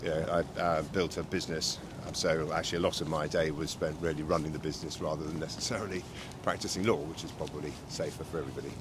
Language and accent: English; Reading, South East England, United Kingdom; moved away as an adult; also born or lived in London; now in Surrey, United Kingdom; I was brought up, uh, born and bred in Reading.